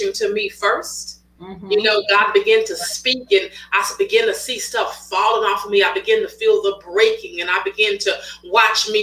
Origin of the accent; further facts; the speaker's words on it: Waco, Texas, United States; moved away as an adult; now in Houston, United States; I'm originally from Waco, Texas, but I reside here in Houston, Texas. I've been here for the last 10 years